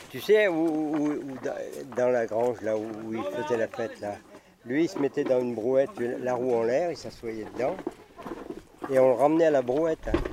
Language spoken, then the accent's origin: French; Cantal, Auvergne-Rhône-Alpes, France; je suis né dans le Cantal